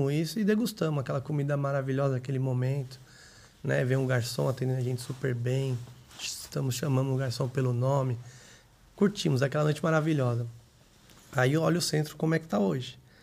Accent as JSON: {"language": "Portuguese", "town": "São Caetano do Sul", "region": "São Paulo", "country": "Brazil", "tie": "born or raised there", "also_born_or_lived": "Grajaú, São Paulo", "said": "eu nasci em São Caetano do Sul e morei lá até uns 10 anos"}